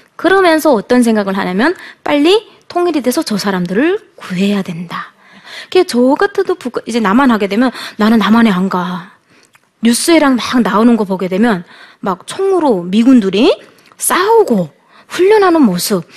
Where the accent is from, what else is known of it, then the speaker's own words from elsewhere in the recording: North Hamgyong, North Korea; moved away as an adult; now in South Korea; 저는 북한에서 태어나서 살다가 2008년도에 예, 두만강을 건너서 지금 대한민국으로 1년 만에 입국을 해서 5년째 지금 살아가고 있는